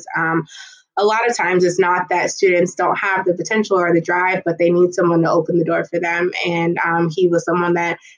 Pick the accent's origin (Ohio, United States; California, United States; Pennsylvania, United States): Ohio, United States; Dayton; growing up in Dayton, Ohio